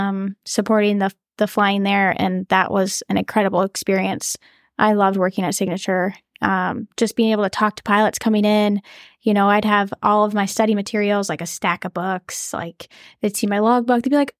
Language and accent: English; North Dakota, United States; I'm from North Dakota.